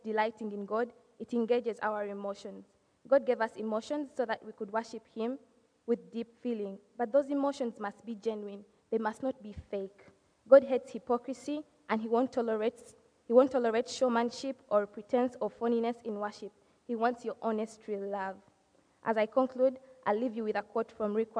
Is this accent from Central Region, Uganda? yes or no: yes; Kampala, Central Region, Uganda; moved away; I'm from Kampala, Uganda, and that's East Africa